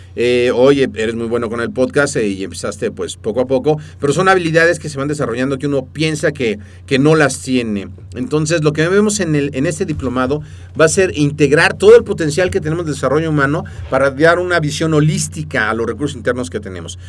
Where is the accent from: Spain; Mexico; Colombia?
Mexico; first language Spanish; nacimos en México y entonces hablamos español